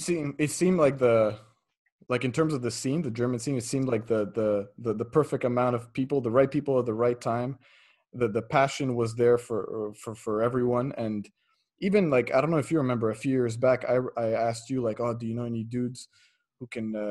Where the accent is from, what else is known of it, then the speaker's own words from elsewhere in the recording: Montreal, Quebec, Canada; I'm from Montreal